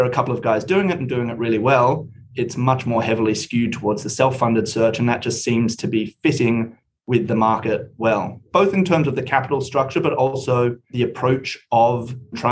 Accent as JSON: {"language": "English", "country": "Australia", "also_born_or_lived": "United Kingdom", "moved": "as an adult", "said": "I am Australian, but did my undergraduate studies in the UK with the view of getting a couple of years international experience and then coming home."}